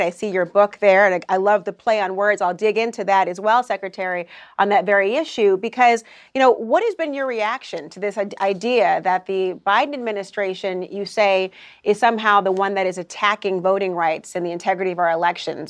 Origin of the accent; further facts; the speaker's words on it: Minnesota, United States; You're also talking about my home state as well.